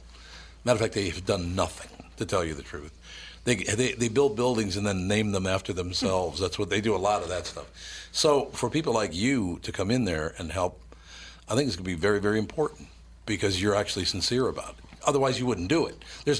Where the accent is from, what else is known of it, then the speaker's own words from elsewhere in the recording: Minneapolis, Minnesota, United States; It's where I grew up in North Minneapolis. And I said, since I was a little boy on Plymouth Avenue